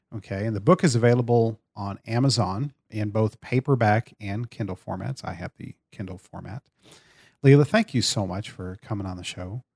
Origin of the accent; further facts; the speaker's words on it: Brady, Texas, United States; growing up in small town in Central Texas and one of the same towns you grew up in, in Brady, Texas